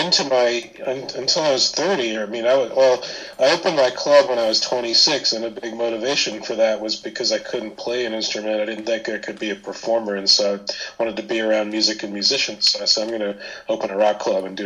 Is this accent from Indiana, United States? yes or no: yes; Indiana, United States; also born or lived in London, United Kingdom; I was a top 40 kid growing up in Indiana